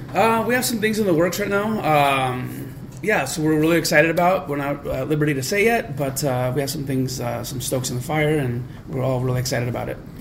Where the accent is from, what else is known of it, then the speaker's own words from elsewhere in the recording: Southern California, United States; moved away as an adult; also born or lived in San Francisco / Chicago; now in St. Louis, United States; we grew up in Southern California